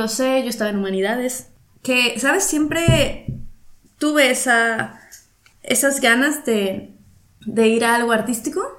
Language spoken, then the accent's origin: Spanish; Veracruz, Mexico; also born or lived in Monterrey; now in Barcelona, Spain; yo soy de Veracruz, me fui a Monterrey por eso del 2008